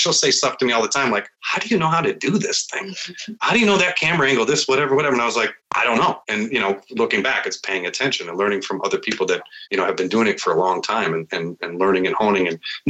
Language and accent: English; Midwest, United States; But I'm from the Midwest and you help out.